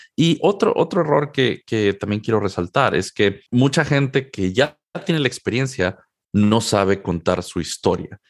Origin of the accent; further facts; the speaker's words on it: Mexico City, Mexico; moved away as an adult; also born or lived in Durham, North Carolina, United States / San Jose, California, United States; now in Seattle, United States; Yo soy originario de la Ciudad de México. Nací y crecí en, México prácticamente toda mi vida